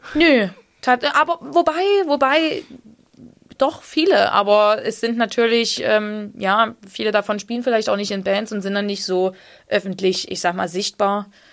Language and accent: German; Saxony, Germany; accent: Saxon; mein sächsischer Dialekt